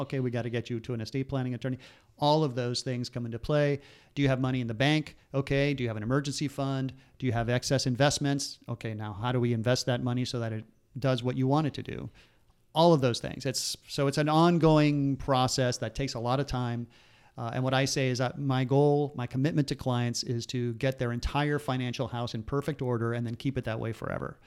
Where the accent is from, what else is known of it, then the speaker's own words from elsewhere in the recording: Miami, Florida, United States; we grew up in Miami